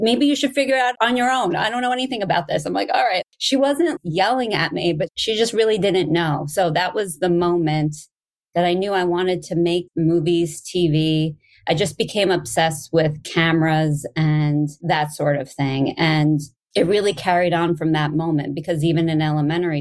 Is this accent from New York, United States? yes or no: yes; Hicksville, New York, United States; I grew up on Long Island in a town called Hicksville, and it's in Nassau County